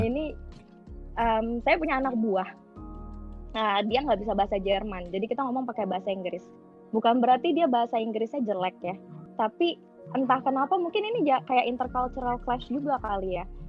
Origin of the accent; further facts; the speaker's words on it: Jakarta, Indonesia; moved away; Gue sebenarnya orang Batak. Gue Batak tulen 100% nyokap bokap. Tapi gue gue karena udah lahir dan besar di Jakarta